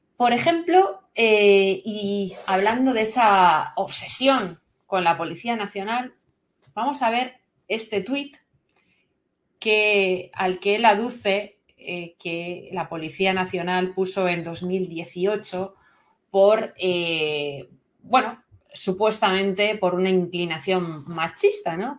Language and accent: Spanish; Valencia, Valencian Community, Spain; les habla desde aquí de Valencia, soy valenciana